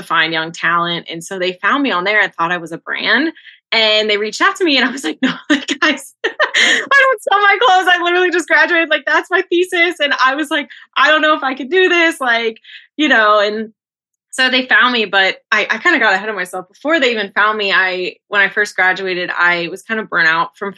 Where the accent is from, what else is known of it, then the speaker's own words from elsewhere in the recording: Cincinnati, Ohio, United States; also born or lived in Chicago; I grew up in Cincinnati, Ohio, and then I went to art school in Chicago, and then I recently moved back.